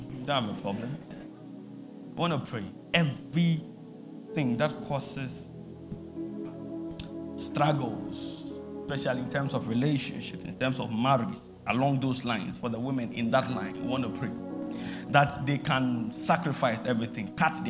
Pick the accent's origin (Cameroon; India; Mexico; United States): Cameroon; I see, you are speaking French. I'm from Cameroon.